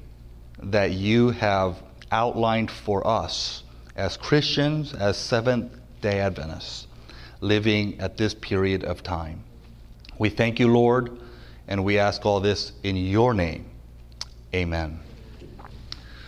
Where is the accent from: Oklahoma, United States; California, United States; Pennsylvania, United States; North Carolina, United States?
North Carolina, United States; I'm from North Carolina. I'm actually a southerner